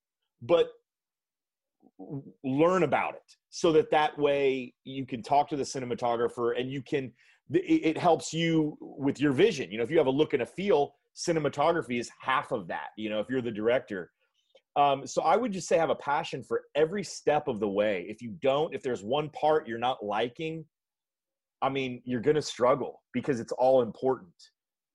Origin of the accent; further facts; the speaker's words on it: Texas, United States; I'm from Texas